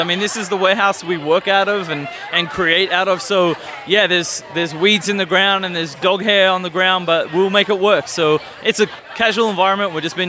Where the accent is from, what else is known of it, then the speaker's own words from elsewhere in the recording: Melbourne, Victoria, Australia; moved away as an adult; now in St. Louis, United States; So originally from Melbourne, Australia. Long story short, I was an exchange student back in 2006 at Drury in Springfield, Missouri.